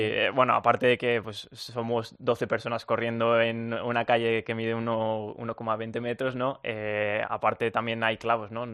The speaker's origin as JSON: {"language": "Spanish", "country": "Spain", "moved": "as an adult", "lives_now": "United States", "said": "yo soy español"}